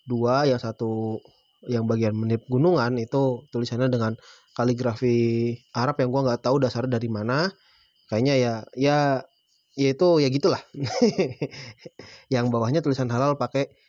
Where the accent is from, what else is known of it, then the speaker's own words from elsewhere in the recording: Java, Indonesia; ini gue sebagai orang Jawa gitu ya